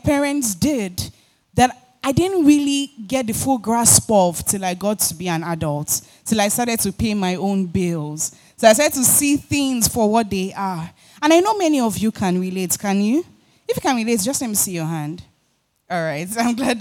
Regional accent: Lagos, Nigeria; I was born and raised in Oshodi

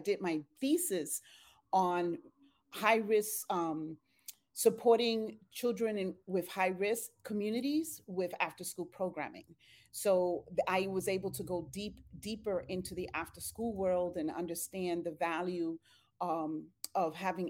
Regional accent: Bronx, New York, United States; also born or lived in Puerto Rico; I was born in Puerto Rico. I'm a twin. My sister and I and seven other siblings, my sister and I are the youngest. So my mom migrated from Dominican Republic to Puerto Rico with the siblings and then to the Bronx, New York, with eight children and my grandmother.

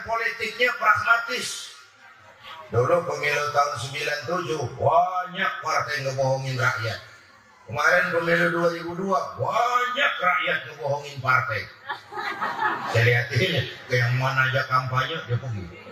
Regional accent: Jakarta, Indonesia; saya lahir di Gandaria, di Kebayoran

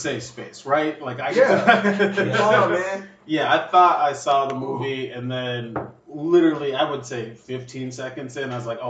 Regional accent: Minnesota, United States; I'm from Minnesota.

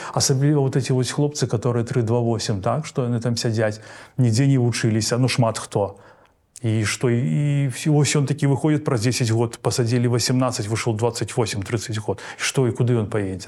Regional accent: Belarus; у нас у беларусі

